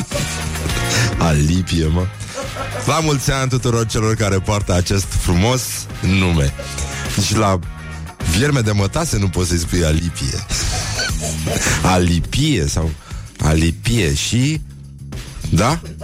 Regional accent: Romania; noi uh, românii

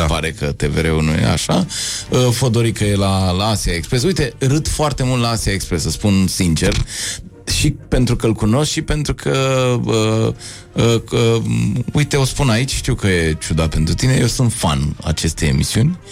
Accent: Bucharest, Romania; eu am trăit aici, în, uh, eu sunt bucureștean

